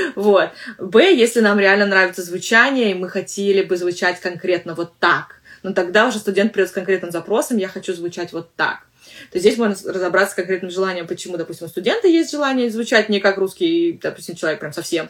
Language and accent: Russian; Russia; accent: Russian; У меня русский акцент в английском английском языке.